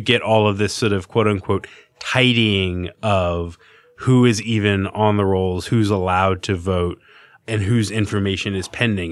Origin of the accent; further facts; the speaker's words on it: Virginia, United States; now in New York, United States; I'm from Virginia